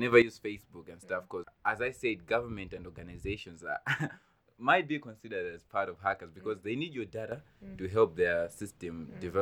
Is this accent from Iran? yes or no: no; Malawi; I'm from Malawi